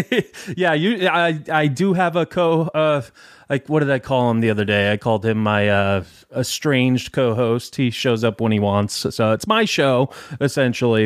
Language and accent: English; Detroit, Michigan, United States; I'm from Detroit